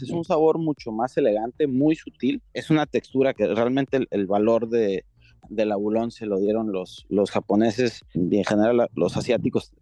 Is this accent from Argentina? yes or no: no; Ensenada, Baja California, Mexico; yo soy aquí de Ensenada